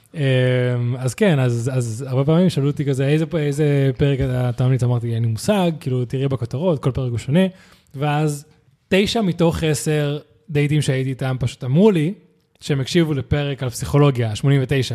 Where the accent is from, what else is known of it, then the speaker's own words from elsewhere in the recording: Spain; now in Israel; אני מגיע מאירופה, מספרד